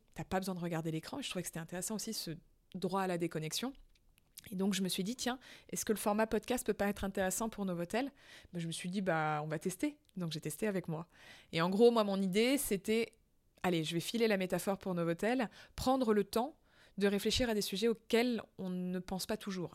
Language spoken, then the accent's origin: French; France; je suis française